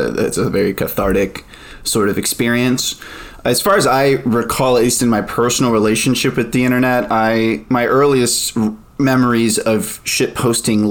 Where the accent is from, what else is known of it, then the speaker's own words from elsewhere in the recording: Dallas, Texas, United States; moved away; also born or lived in California; I grew up in the Dallas-Fort Worth area and came back here about a year ago